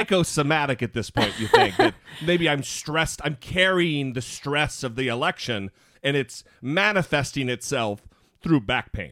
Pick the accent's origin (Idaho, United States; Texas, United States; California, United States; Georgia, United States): Idaho, United States; moved away; I consider it my home state. I was born, I was reared for the most part there